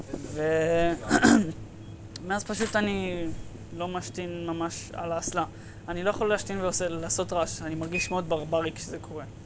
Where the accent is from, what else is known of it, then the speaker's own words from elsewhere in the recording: Israel; accent: Israeli; יש לי כאילו מבטא של ישראלי מסריח